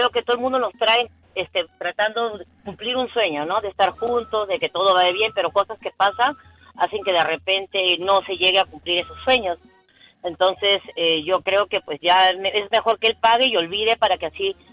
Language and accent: Spanish; Peru